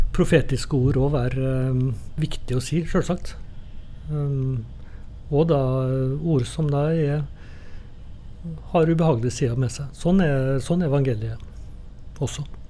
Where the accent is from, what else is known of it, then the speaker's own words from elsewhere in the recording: Trondheim, Trøndelag, Norway; i kirka når jeg vokste opp på, i Trondheim.